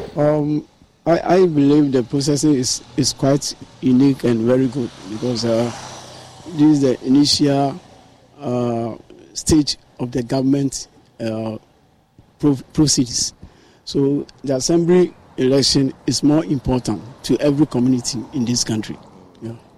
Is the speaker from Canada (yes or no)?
no; Ghana; as a Ghanaian